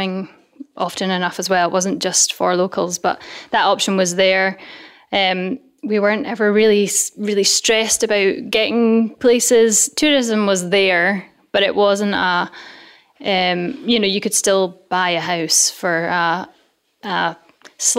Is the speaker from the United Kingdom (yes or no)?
yes; Dunkeld, Scotland, United Kingdom; moved away as an adult; also born or lived in Glasgow; now in Isle of Mull, United Kingdom; I'm from Dunkeld originally